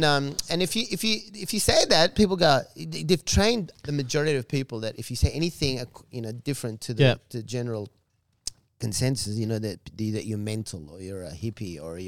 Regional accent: Australia; also born or lived in Egypt; I grew up in Australia, so you know, the Australian culture was familiar to me.

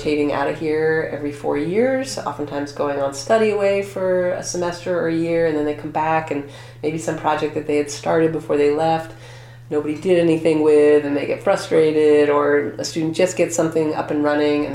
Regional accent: Maine, United States; also born or lived in Oregon / Vermont; I grew up in Maine

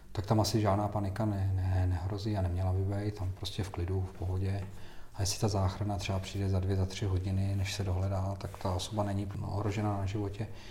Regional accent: Czechia; Já jsem hrdý na to, že jsem, že jsem Čech

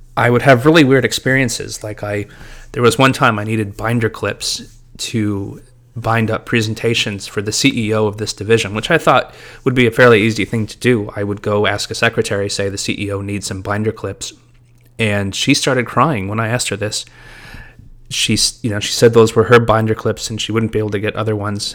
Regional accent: United States; being an American

